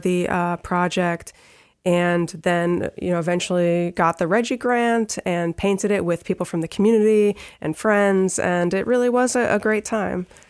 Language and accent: English; Trumbull, Connecticut, United States; also born or lived in Providence / Stamford / Greenwich; now in Bridgeport, United States; I was born in Bridgeport. I grew up in Trumbull